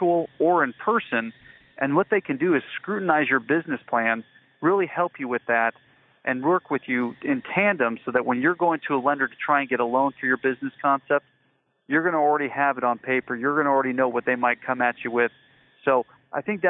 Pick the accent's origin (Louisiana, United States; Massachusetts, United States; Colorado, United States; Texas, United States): Colorado, United States; Colorado Springs; I'm from Colorado Springs, Colorado, so just about an hour south of Denver, and a native Coloradan, lived in that state my whole life